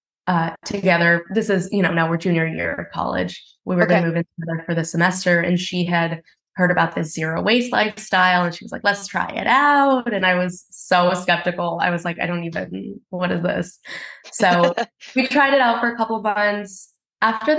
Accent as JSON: {"language": "English", "town": "Houston", "region": "Texas", "country": "United States", "tie": "born or raised there", "moved": "yes", "lives_now": "Brooklyn, United States", "said": "I grew up in Houston"}